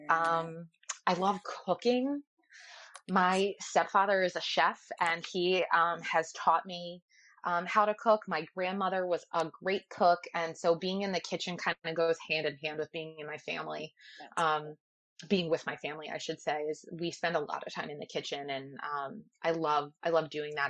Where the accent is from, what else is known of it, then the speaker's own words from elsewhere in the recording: Ocean City, New Jersey, United States; I grew up in Ocean City, New Jersey